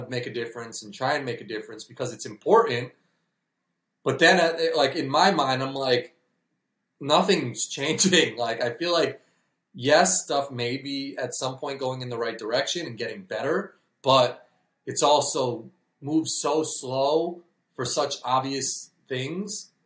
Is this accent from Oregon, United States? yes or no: no; New York, United States; now in Illinois, United States; I'm from New York. I live in Illinois now